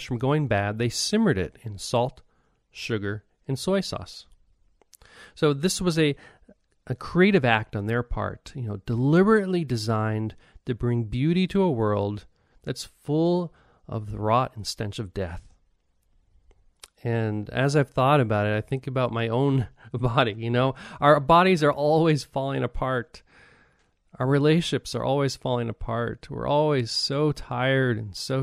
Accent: United States; now in Japan; as an American

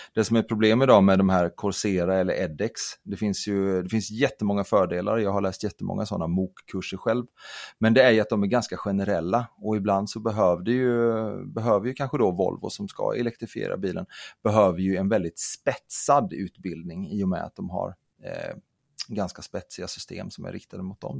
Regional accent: Kalmar County, Sweden; jag kommer från, eh, jag kommer från Öland

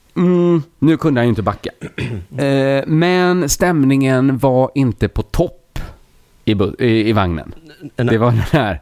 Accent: Sweden; jag är ju svensk

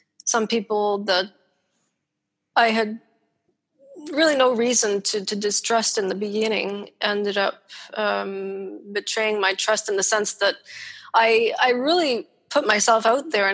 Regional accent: Ontario, Canada; moved away; I'm Canadian

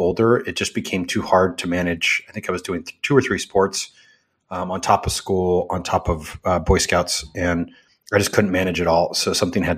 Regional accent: Reno, Nevada, United States; I grew up in Reno, Nevada, little town by Tahoe

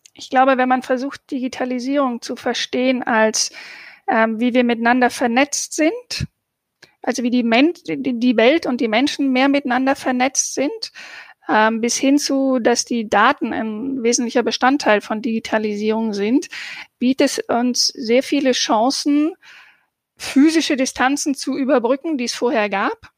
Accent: Southern Germany, Germany; ich komme ja aus dem Süddeutschen

